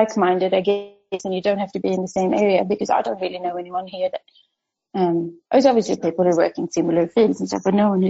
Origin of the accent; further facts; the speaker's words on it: Sweden; moved away as an adult; also born or lived in Stockholm, Sweden / Perth, Australia; now in Western Australia, Australia; when I was growing up in Sweden